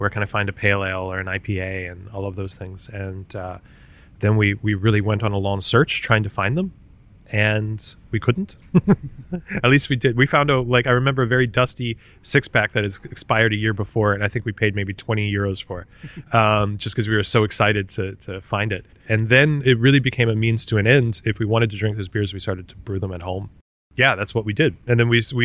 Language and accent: English; Maryland, United States; moved away as an adult; also born or lived in Washington, D.C.; now in Berlin, Germany; I'm an American from originally Maryland